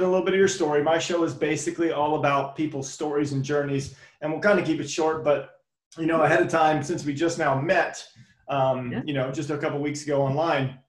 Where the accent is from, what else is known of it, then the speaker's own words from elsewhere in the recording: Easton, Maryland, United States; More on the Easton, Maryland side.